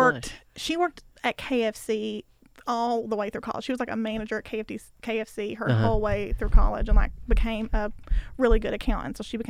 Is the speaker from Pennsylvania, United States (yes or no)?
no; Kentucky, United States; I'm from Kentucky, bitch.